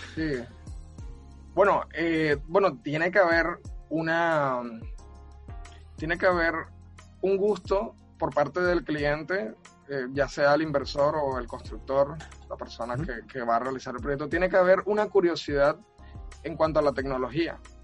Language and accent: Spanish; Cartagena, Bolívar, Colombia; now in Barranquilla, Colombia; yo soy de Cartagena, de Cartagena de Indias, pero vivo, vivo en Barranquilla desde hace un tiempo.